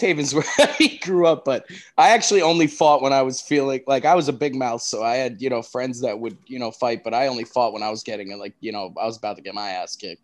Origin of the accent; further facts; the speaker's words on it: New Haven, Connecticut, United States; I grew up in New Haven, Connecticut